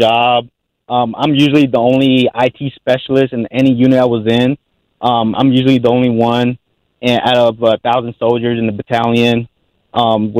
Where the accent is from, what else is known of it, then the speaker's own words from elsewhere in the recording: Los Angeles, California, United States; I was born and raised in Southern California to parents, first generation in the States.